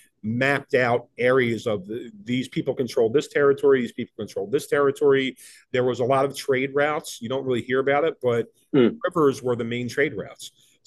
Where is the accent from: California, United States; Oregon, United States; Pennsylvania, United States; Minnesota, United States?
Pennsylvania, United States; Philadelphia; I grew up in the Philadelphia section. I'm sorry, in the Kensington section of Philadelphia. It's a pretty poor area.